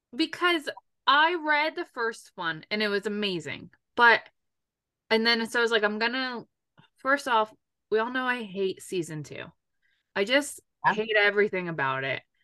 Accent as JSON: {"language": "English", "region": "New York", "country": "United States", "moved": "yes", "said": "when I go home to New York, mine comes out"}